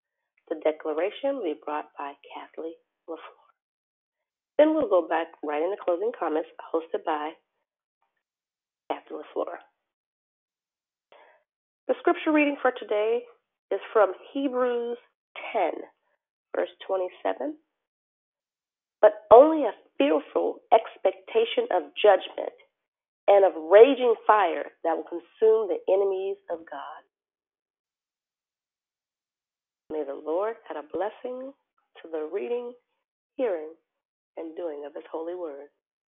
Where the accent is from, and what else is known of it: Arizona, United States